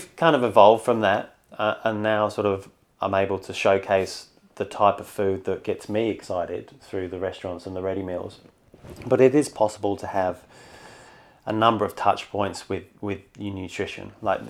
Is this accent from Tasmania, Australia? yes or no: no; Sydney, New South Wales, Australia; Well, I'm from Sydney, so I'm up here for work.